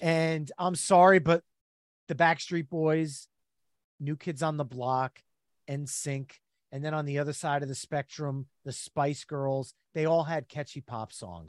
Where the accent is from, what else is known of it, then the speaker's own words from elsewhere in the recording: New Jersey, United States; We are from New Jersey, all three of us. The Jersey Shore is part of our lineage